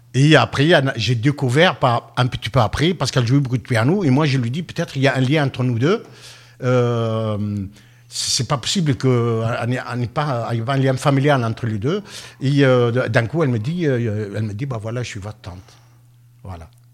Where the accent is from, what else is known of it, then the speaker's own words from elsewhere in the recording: France; chez nous, en France